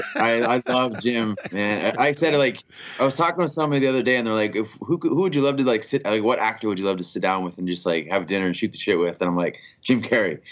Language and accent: English; Canada